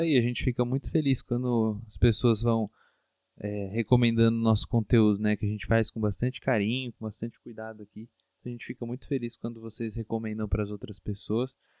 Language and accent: Portuguese; Matão, São Paulo, Brazil; a minha cidade natal, que é Matão, é uma cidade de 80 mil habitantes